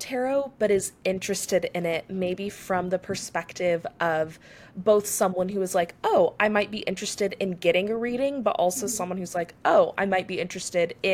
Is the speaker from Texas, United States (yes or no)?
yes; Texas, United States; we both live in Texas, we're both from Texas